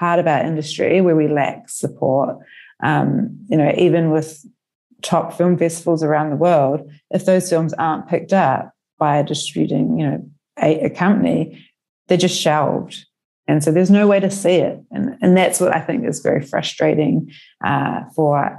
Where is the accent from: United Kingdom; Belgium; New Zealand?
New Zealand; now in Melbourne, Australia; I'm originally from New Zealand